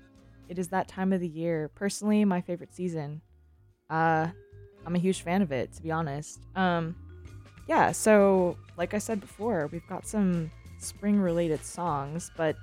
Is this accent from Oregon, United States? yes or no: no; Michigan, United States; now in San Francisco, United States; I'm from Michigan